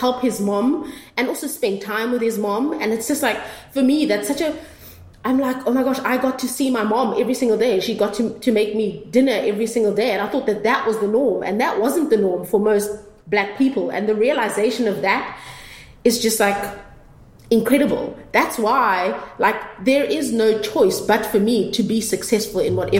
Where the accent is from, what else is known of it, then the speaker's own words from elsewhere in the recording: Durban, KwaZulu-Natal, South Africa; growing up in Durban, obviously there was segregation